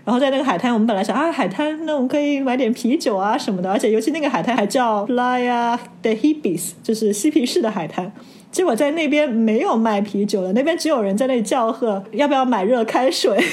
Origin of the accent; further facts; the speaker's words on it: China; 我们中国人